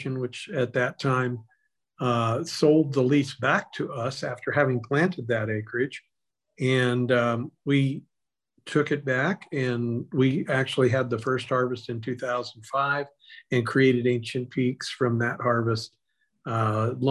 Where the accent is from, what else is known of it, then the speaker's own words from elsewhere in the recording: Paso Robles, California, United States; I'm a native here. I was born in Paso, Robles, and went to school in the local schools